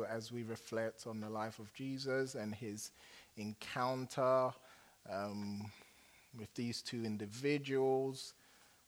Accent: England, United Kingdom; accent: English; now in United States; I turn on my English accent

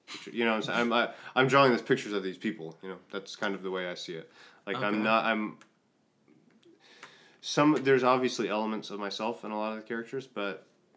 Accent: Tulsa, Oklahoma, United States; born or raised there; also born or lived in South Carolina

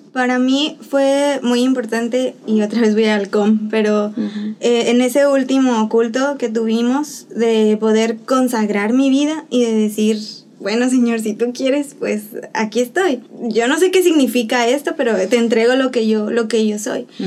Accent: Xalapa, Veracruz, Mexico; moved away as an adult; now in Dominican Republic; yo soy de Jalapa, Veracruz, en México orgullosamente jalapeña y orgullosamente veracruzana

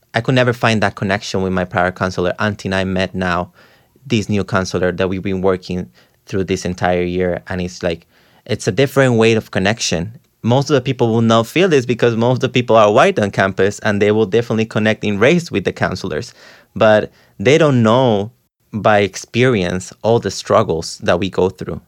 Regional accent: Costa Rica; now in New York, United States; I'm from Costa Rica.

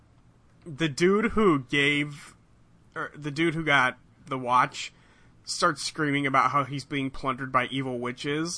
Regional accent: California, United States; as a Californian

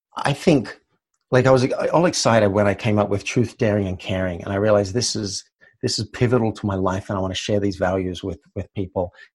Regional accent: Australia; I grew up in Australia

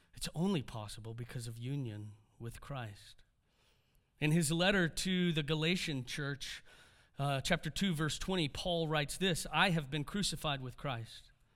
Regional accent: Houston, Texas, United States; I'm a Texan

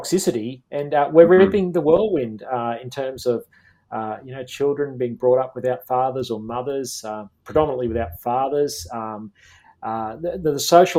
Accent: Queensland, Australia; my home state of Queensland.

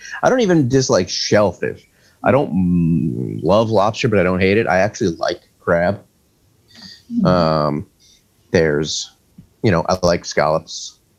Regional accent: New York, United States; where I grew up in New York, our landlord was the butcher down the street.

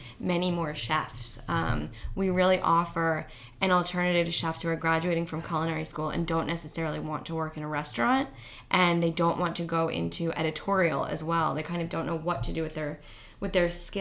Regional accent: Ohio, United States; moved away as an adult; now in New York, United States; I grew up in Ohio having family dinners every single night

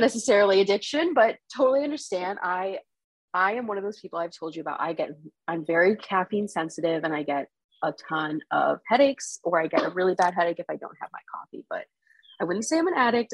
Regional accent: South Florida, United States; moved away as an adult; also born or lived in Nepal; now in Boston, United States; I grew up in South Florida and I moved to Boston five years ago

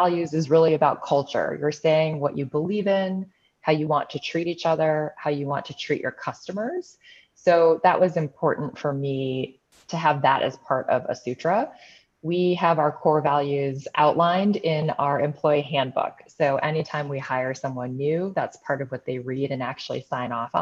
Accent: Chicago, Illinois, United States; here in Chicago, which is my hometown

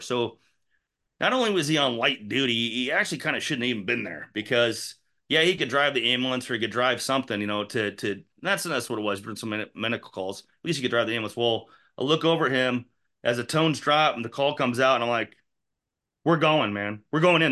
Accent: Indianola, Iowa, United States; I grew up in Enola. When I, we moved there when I was ten, I went to elementary school there, went to middle school there, went to junior high there, went to high school

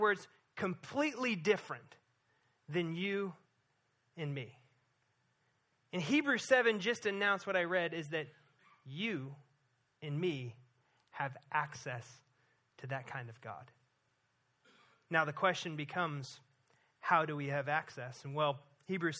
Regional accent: Missouri, United States; moved away; growing up in Missouri as a kid

